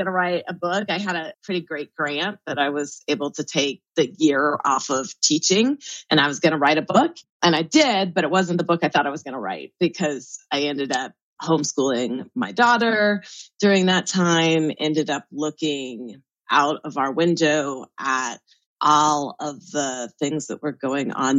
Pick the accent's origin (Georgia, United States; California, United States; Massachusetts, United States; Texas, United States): California, United States; Southern; born or raised there